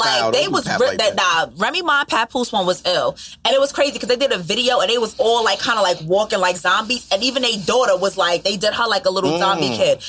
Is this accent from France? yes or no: no; United States; I'm American